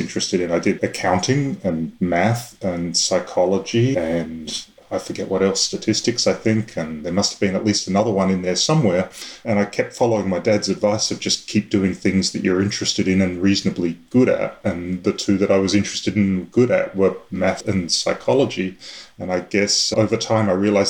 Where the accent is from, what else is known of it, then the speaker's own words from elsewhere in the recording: Adelaide, South Australia, Australia; I was born and raised in Adelaide.